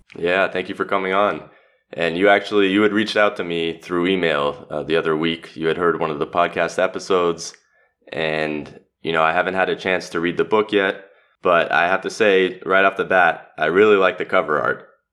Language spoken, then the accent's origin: English; Los Angeles, California, United States; moved away as an adult; now in Zagreb, Croatia; Born and raised in Los Angeles, I'm now living in Zagreb